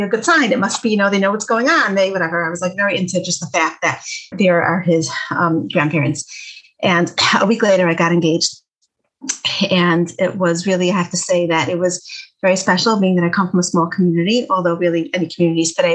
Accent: Detroit, Michigan, United States; I'm from Detroit

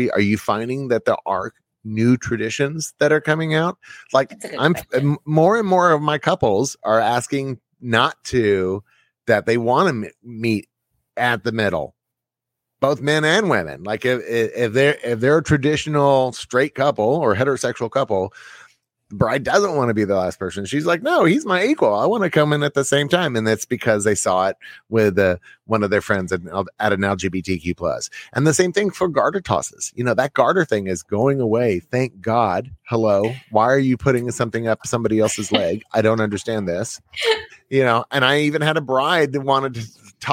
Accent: Texas, United States; I'm from Texas

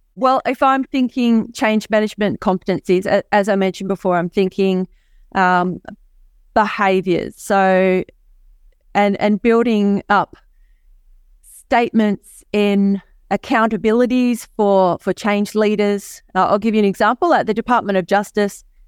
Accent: Hobart, Tasmania, Australia; I hail from Hobart, Tasmania, Australia. Um, and as I'm from the island of Tasmania

